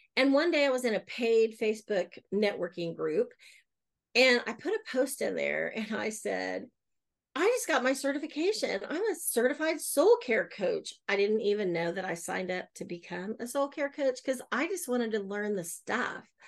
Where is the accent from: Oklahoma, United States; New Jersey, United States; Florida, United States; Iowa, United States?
Oklahoma, United States; Oklahoma City; I'm born and raised in Oklahoma City. I have lived other places, but I always come back, and this is home.